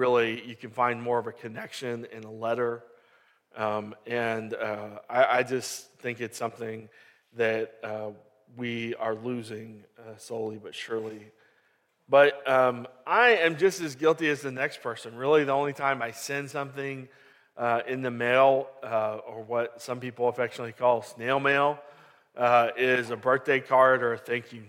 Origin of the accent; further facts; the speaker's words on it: Katy, Texas, United States; now in Lake Jackson, United States; I grew up in Katy